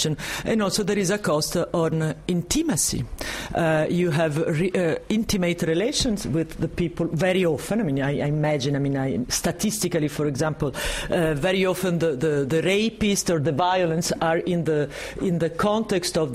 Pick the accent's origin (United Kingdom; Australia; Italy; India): Italy; accent: Italo-French; English is a second language; now in France; this strong Italo-French accent